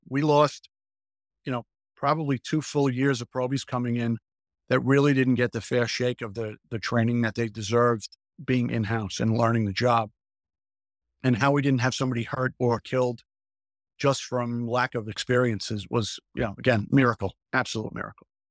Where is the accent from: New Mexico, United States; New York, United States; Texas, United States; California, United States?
New York, United States; Hicksville; I grew up in a town called Hicksville